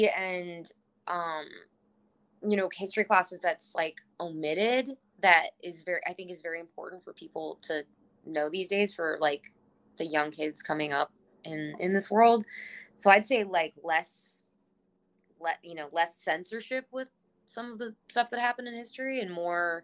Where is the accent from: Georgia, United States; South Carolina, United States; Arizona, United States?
Arizona, United States; Cave Creek; now in Los Angeles, United States; I grew up in Cave Creek